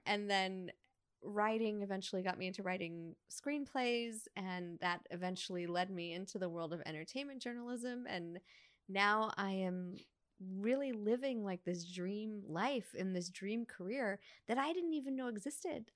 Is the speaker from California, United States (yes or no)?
no; New York, United States; moved away as an adult; now in Los Angeles, United States; when I was a little girl growing up in New York